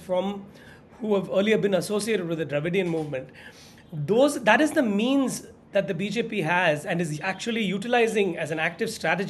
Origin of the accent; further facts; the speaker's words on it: Tamil Nadu, India; my home state of Tamil Nadu